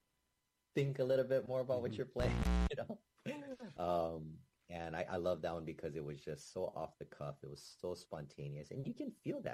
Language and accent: English; Hawaii, United States; I was always taught, growing up in Hawaii, I was always taught to say ukulele